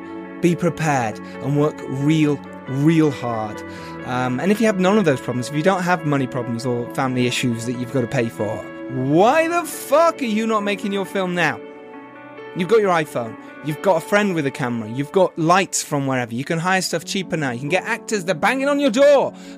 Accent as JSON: {"language": "English", "country": "United Kingdom", "said": "in the UK, my home country"}